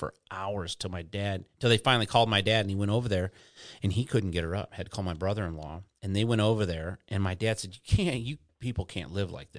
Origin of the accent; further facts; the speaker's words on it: Detroit, Michigan, United States; moved away as an adult; also born or lived in Houston, Texas; now in Florida, United States; I'm in Florida, dude, and I grew up in Detroit, and I spent some of my childhood in Houston